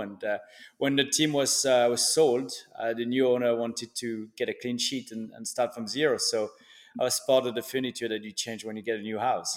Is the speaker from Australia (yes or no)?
no; Switzerland; also born or lived in France; now in Miami, United States; I was born in Switzerland from a Swiss dad and a, a French mum